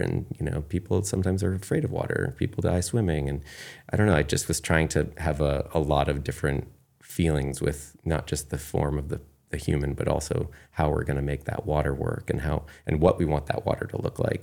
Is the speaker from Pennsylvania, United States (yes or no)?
no; Kennebunkport, Maine, United States; moved away as an adult; also born or lived in New York City; I definitely had really good friends growing up in Kennebunkport